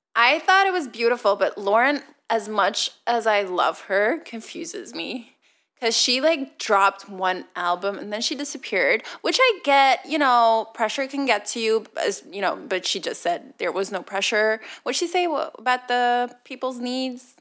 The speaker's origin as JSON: {"language": "English", "town": "Leuven", "region": "Flanders", "country": "Belgium", "tie": "born or raised there", "second_language": "English", "said": "I grew up in Leuven, but I didn't grow up particularly rich"}